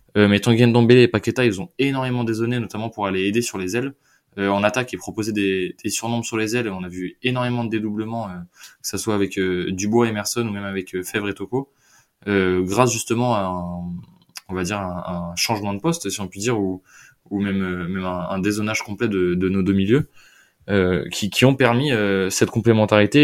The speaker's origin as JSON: {"language": "French", "town": "Lyon", "region": "Auvergne-Rhône-Alpes", "country": "France", "tie": "born or raised there", "said": "nous avec avec …, on est on est Lyonnais pure souche"}